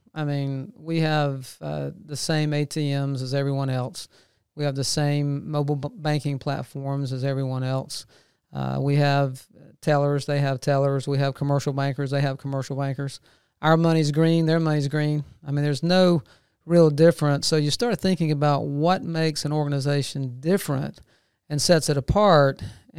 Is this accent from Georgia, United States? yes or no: yes; Macon, Georgia, United States; now in Athens, United States; I grew up in Macon and stayed there for a number of years and was transferred to Atlanta with the bank I was with and worked there for about 25 years.